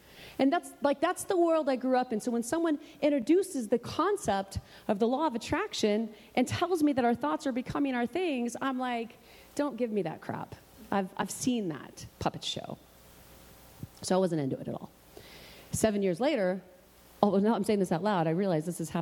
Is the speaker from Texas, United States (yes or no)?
no; Oklahoma, United States; moved away as an adult; also born or lived in Los Angeles, California; I'm from Oklahoma